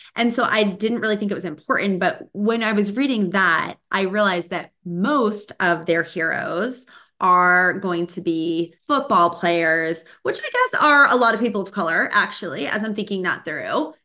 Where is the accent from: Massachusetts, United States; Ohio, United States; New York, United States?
Massachusetts, United States; Boston; now in California, United States; I grew up in Boston